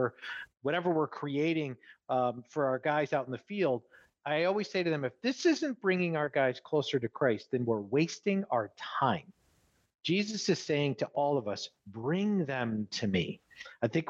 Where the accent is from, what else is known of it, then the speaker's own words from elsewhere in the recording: New York, United States; moved away; I'm from New York originally